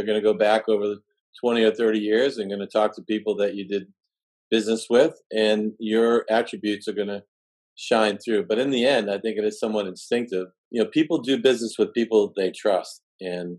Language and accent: English; Massachusetts, United States; I was from Brown in Massachusetts, could barely say my R's